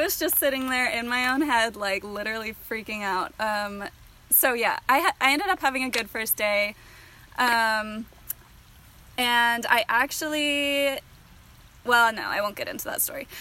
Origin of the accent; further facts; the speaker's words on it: East Bay area, California, United States; also born or lived in Sacramento, California; born and raised in the East Bay area in California, but currently living up near Sacramento